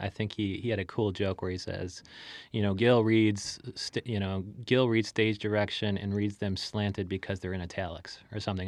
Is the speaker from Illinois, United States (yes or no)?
yes; Chicago, Illinois, United States; Chicago, I'm from Chicago